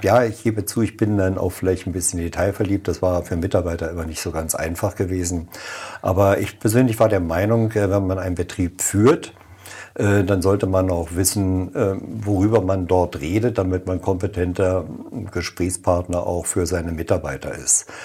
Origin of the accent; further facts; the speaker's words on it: Germany; also born or lived in Oranienburg; now in Frohnau, Berlin, Germany; ich bin Wessi